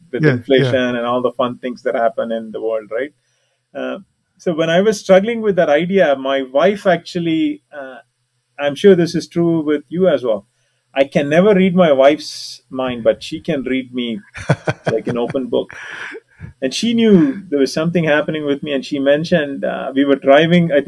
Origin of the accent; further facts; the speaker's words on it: India; also born or lived in San Francisco Bay Area, United States; now in United States; I'm an Indian